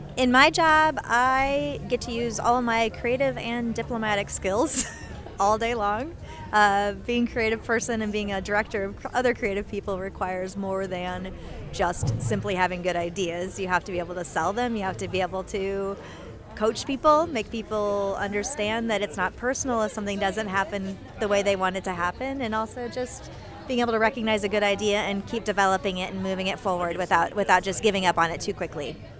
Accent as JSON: {"language": "English", "town": "West Des Moines", "region": "Iowa", "country": "United States", "moved": "as an adult", "lives_now": "Kansas City, United States", "said": "I'm from West Des Moines, Iowa, but I've been in Kansas City for almost 20 years."}